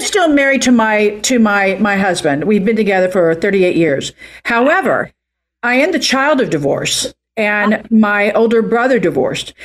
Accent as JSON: {"language": "English", "region": "Oklahoma", "country": "United States", "moved": "as an adult", "lives_now": "California, United States", "said": "I'm from Oklahoma"}